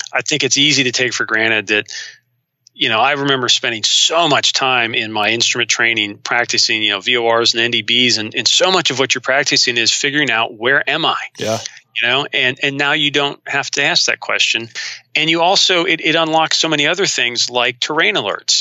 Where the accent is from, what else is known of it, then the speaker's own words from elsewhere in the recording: Ohio, United States; also born or lived in North Carolina; my home state